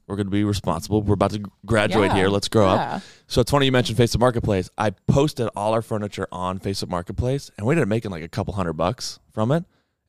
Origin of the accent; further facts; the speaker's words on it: Windham, New Hampshire, United States; moved away as an adult; now in Boston, United States; I'm from Windham, New Hampshire, and then moved to Boston, live in the North End for about a little over 2 years now.